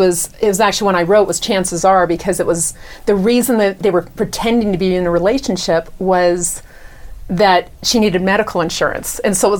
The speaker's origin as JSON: {"language": "English", "region": "Virginia", "country": "United States", "said": "I am from Virginia"}